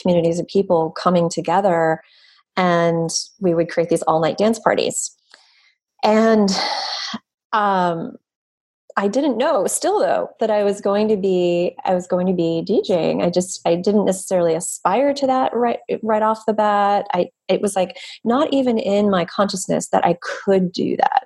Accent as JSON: {"language": "English", "region": "East Coast", "country": "United States", "tie": "born or raised there", "also_born_or_lived": "New York", "moved": "as an adult", "said": "my family and the environment that I was raised in the East Coast, which is more conservative"}